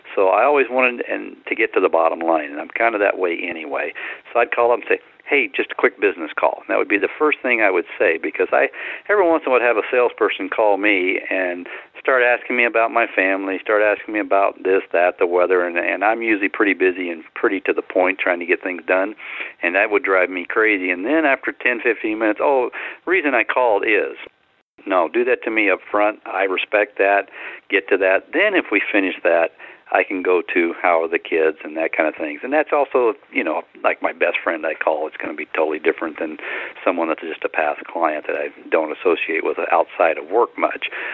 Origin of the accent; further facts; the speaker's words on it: Louisiana, United States; moved away as an adult; I grew up in Louisiana